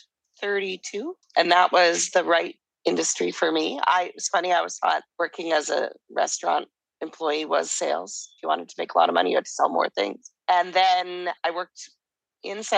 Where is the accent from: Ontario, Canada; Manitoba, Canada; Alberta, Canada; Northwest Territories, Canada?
Alberta, Canada; Calgary; moved away as an adult; also born or lived in Vancouver, Canada; now in Mexico; So I grew up in Calgary, Alberta.